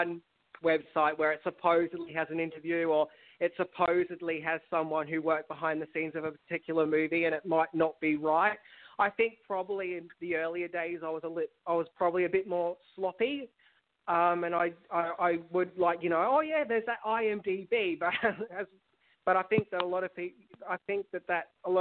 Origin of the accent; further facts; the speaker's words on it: Australia; accent: Australian; I'm a full Australian bogan when I'm confident.